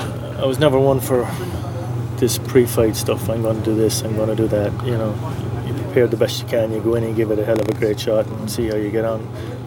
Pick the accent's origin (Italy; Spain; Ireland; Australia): Ireland; County Mayo, Connacht; moved away as an adult; also born or lived in United States; I'm originally from County Mayo.